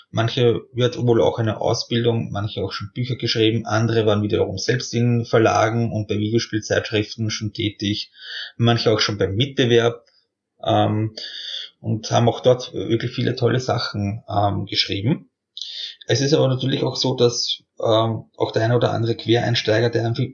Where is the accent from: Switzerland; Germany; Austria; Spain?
Austria; Ich meine, als Österreicher tut man sich halt ein bisschen schwer, so aus diesem kleinen Land herauszukommen.